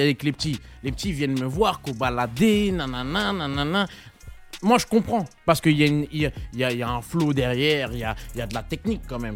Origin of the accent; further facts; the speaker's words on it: Carrières-sous-Poissy, Île-de-France, France; je suis de carrière sous Poissy